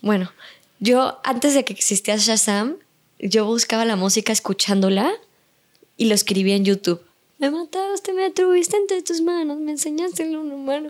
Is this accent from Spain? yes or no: no; Mexico; Yo, México